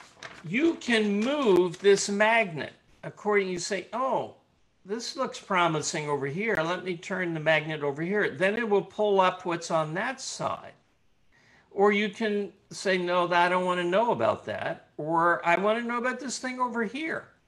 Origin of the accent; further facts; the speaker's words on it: Richmond, Virginia, United States; I'm from Richmond